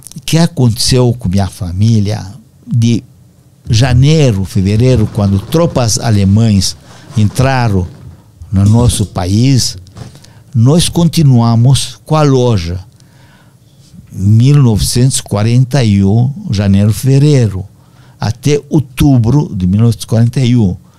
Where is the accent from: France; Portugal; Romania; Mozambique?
Romania; Moinești; Portuguese is a second language; now in Brazil; Quando invadiram meu país natal